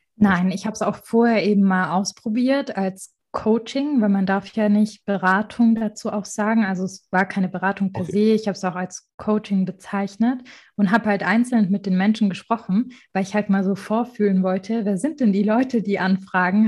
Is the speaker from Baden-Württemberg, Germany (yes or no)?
yes; Marbach am Neckar, Baden-Württemberg, Germany; mein Ort, wo ich aufgewachsen bin, Marbach am Neckar